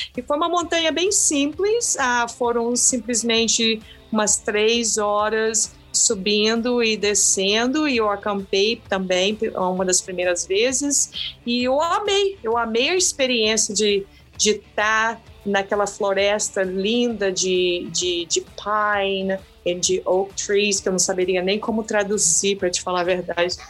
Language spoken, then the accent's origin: Portuguese; Brazil; moved away as an adult; now in Boston, United States; eu sou brasileira, mas eu moro nos Estados Unidos já há algumas décadas